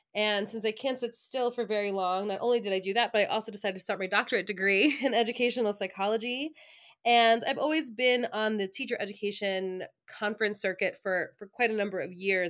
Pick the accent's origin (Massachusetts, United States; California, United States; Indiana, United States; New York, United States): New York, United States; Long Island; moved away as an adult; also born or lived in Ithaca, New York; now in central New York, United States; I am originally from Long Island